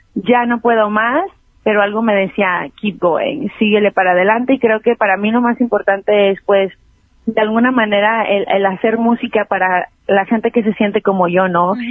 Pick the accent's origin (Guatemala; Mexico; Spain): Mexico; Mexico City; also born or lived in New York; now in Los Angeles, United States; yo crecí en la Ciudad de México y muy chavita me vine para acá. Primero estuve en, Nueva York y ahora estoy aquí en Los Ángeles.